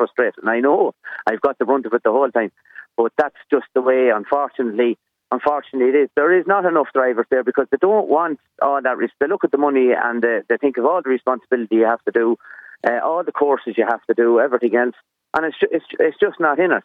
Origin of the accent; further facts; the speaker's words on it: Westmeath, Leinster, Ireland; I'm from Westmeath